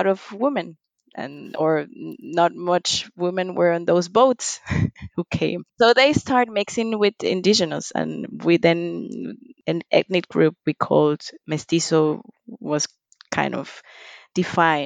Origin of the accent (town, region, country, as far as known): Panama